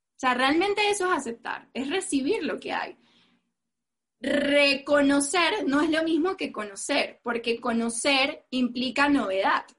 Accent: Venezuela; soy venezolana, que soy mujer, que soy morena

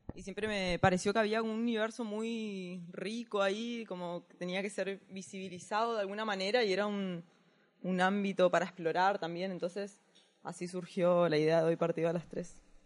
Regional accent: Corrientes, Argentina; yo soy de Corrientes

